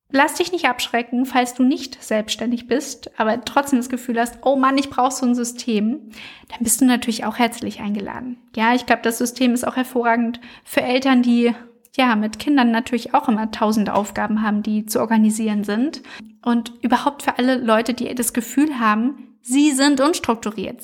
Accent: Frankfurt, Hesse, Germany; aus meiner Heimatstadt Frankfurt

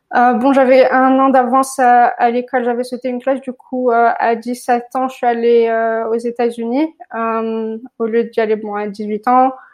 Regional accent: Morocco; moved away as an adult; je suis née au Maroc, j'ai grandi au Maroc

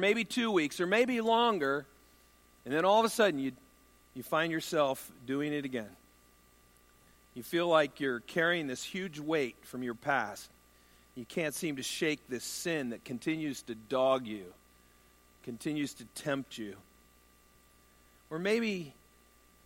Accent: United States; I'm an American male

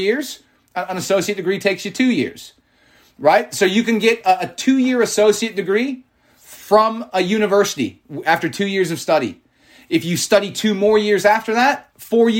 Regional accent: United States; as an American

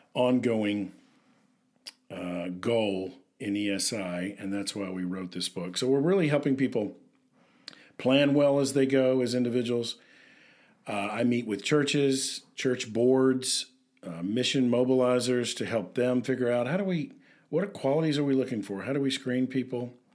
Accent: Tennessee, United States; I'm from Tennessee

